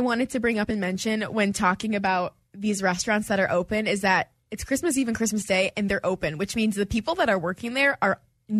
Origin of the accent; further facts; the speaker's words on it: Detroit, Michigan, United States; moved away as an adult; now in Houston, United States; this being my first holiday in Houston and I'm from Detroit